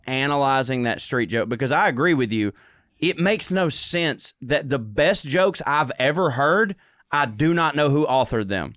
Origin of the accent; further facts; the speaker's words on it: the South, United States; I'm from the South, but I come from the South